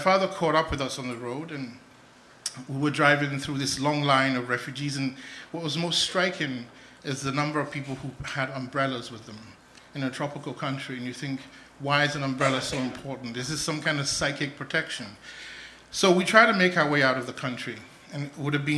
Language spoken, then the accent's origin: English; Nigeria; So I was born in Nigeria just about the time the Biafran Civil War was starting, 1966